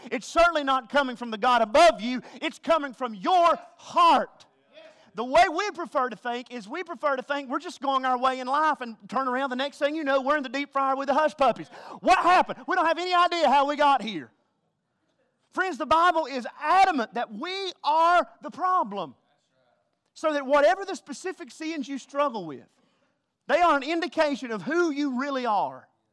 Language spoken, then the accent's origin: English; the South, United States; accent: Southern